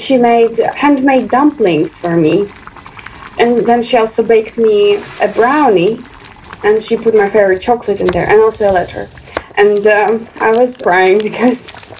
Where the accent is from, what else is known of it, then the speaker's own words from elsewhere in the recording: Russia; now in Finland; I'm from Russia, and I live in Finland for quite some time